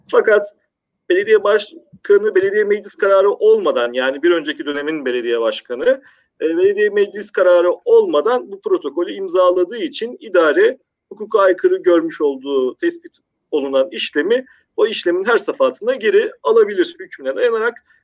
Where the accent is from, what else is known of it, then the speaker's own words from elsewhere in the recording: Maltepe, Istanbul, Turkey; born there; E, İstanbul Maltepe doğumluyum.